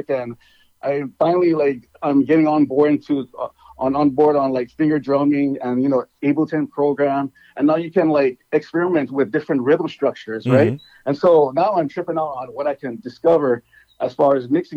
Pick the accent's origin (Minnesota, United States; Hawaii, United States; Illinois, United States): Hawaii, United States; Molokai; growing up on Molokai, which is a very rural island